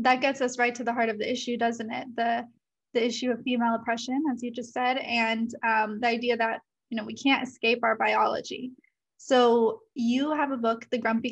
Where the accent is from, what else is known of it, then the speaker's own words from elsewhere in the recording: United States; we Americans